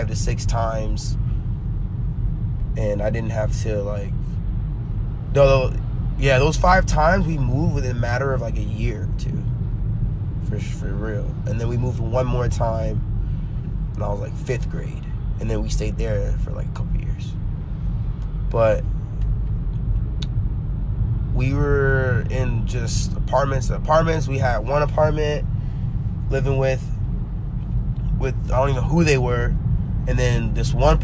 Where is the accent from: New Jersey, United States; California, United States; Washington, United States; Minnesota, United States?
California, United States; Anaheim; also born or lived in Garden Grove; I've been in Anaheim my whole youth